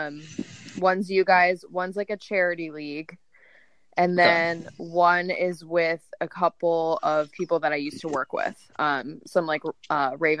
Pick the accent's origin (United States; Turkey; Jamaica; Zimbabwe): United States; Maryland; I'm originally from Maryland